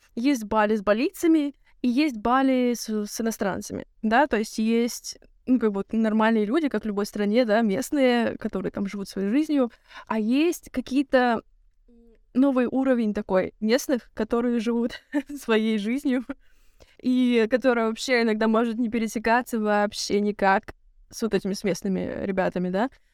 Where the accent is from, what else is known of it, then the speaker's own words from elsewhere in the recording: Russia; moved away; я из России